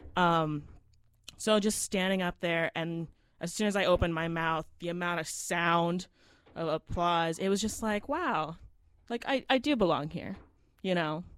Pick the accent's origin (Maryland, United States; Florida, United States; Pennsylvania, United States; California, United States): Florida, United States; I was born and raised in Florida.